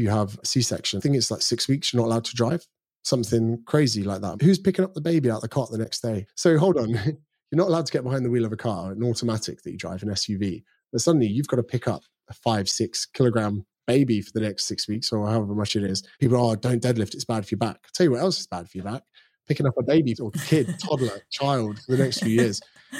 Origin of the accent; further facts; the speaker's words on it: United Kingdom; now in Australia; So I do get mistaken for being Australian sometimes, which I'm still proudly British. I'm coming back next month to see my parents, actually.